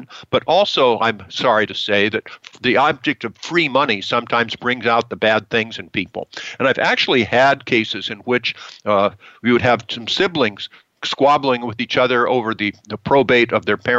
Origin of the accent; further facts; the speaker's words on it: United States; we in our country have many benefits for being American citizens